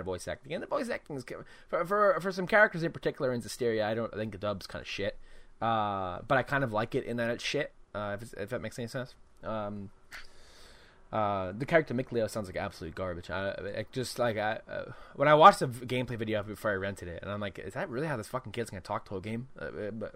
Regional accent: United States; I'm an American

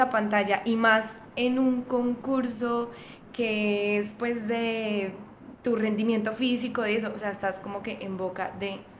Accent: Boyacá, Colombia; moved away as an adult; now in Medellín, Colombia; no soy paisa, vivo acá ya hace que 7, 8 años y llegué a Medellín por temas pues como de estudio, eh, pero nací en Boyacá. Eh, justamente el hecho de haber nacido en este departamento que que digamos que es un poco de personas muy conservadoras

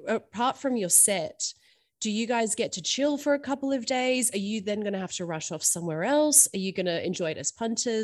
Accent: Melbourne, Victoria, Australia; moved away; I'm originally from Melbourne

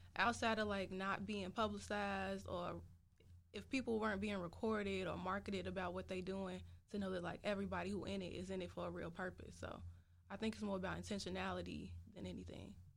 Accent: Chicago, Illinois, United States; also born or lived in South Holland, Illinois / Champaign, Illinois; I'm from Chicago, the South Side

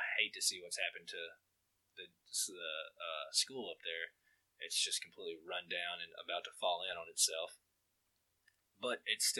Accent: United States; It's not a trap being born and raised in Walker County.

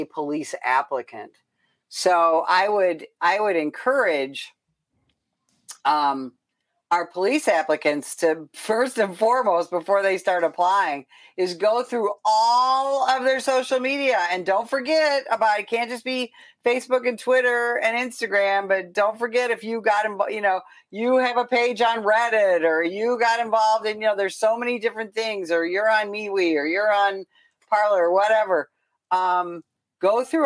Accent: Chicago, Illinois, United States; moved away; I came from Chicago

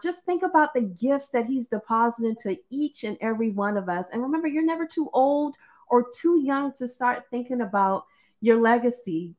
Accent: South Carolina, United States; growing up in South Carolina, we used to have to do this thing called Easter speeches

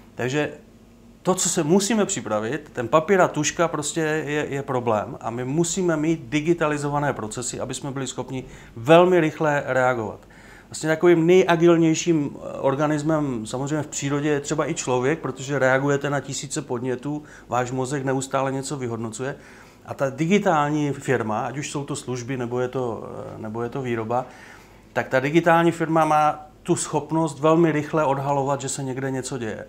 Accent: Ostrava, Moravian-Silesian Region, Czechia; now in Opava, Czech Republic; Já sám jsem vyrůstal v, eh, na Sleské ostravě

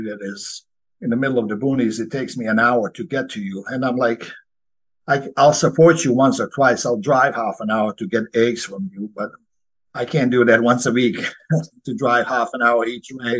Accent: Croatia; now in Virginia, United States; I grew up in Croatia, where I grew up on a small farm.

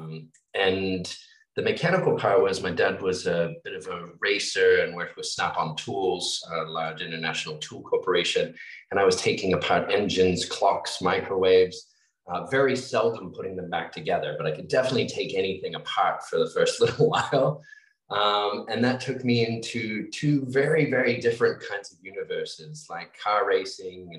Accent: Australia; growing up in Australia

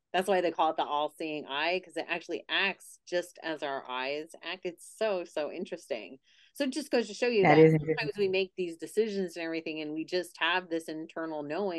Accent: Pennsylvania, United States; I'm originally from Pennsylvania and now I'm back the last 2 months.

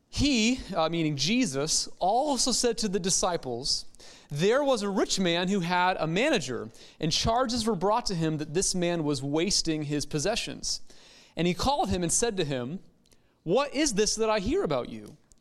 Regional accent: United States; American Christians

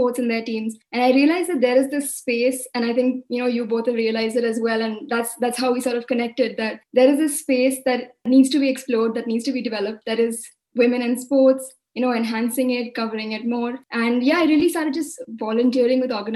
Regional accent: Mumbai, Maharashtra, India; I'm a 20-year-old student from India, and I grew up in Mumbai

